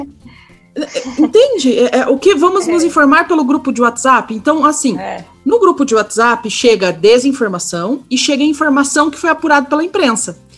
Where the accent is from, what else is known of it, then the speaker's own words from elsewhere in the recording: Curitiba, Paraná, Brazil; accent: Curitiba (southern) accent; Eu estou aqui no Sul, aqui em Curitiba, então perdoem aí o sotaque, bem puxado